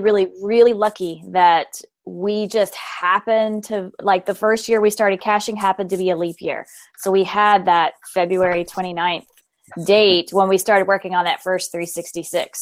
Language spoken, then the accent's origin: English; Memphis, Tennessee, United States; moved away as an adult; now in Colorado, United States; we are originally from Memphis